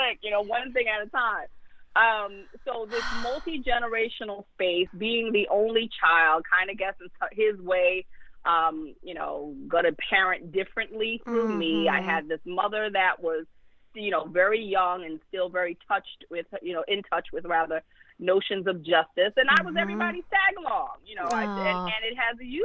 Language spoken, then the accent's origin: English; New York City, New York, United States; growing up in Bed-Stuy in the 80s, in the middle of the crack era